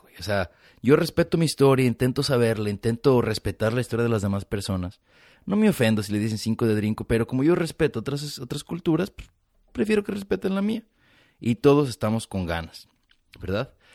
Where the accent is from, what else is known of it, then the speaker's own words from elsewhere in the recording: Mexico; now in United States; yo crecí en México